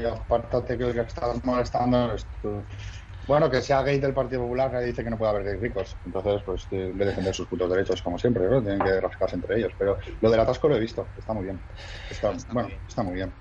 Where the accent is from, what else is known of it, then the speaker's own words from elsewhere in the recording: Madrid, Community of Madrid, Spain; moved away as an adult; also born or lived in Germany / Mexico / Basque Country; now in Catalonia, Spain; yo soy de Madrid